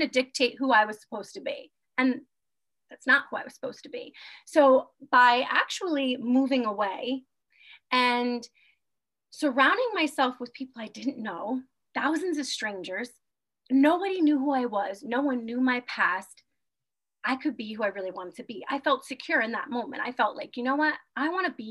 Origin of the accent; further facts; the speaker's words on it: New York, United States; moved away as an adult; also born or lived in Germany / Guam; born and raised in New York, I have lived all over the world. I lived in Germany and Guam